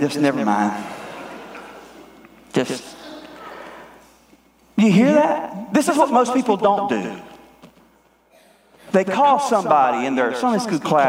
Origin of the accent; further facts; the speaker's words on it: Greer, South Carolina, United States; I'm from Greer. There is so much redneck in me